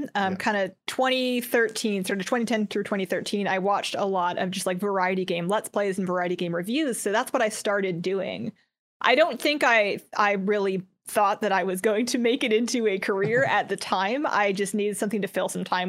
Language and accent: English; Canada; also born or lived in United States; When I first started, I was in the United States, but I'm from Canada.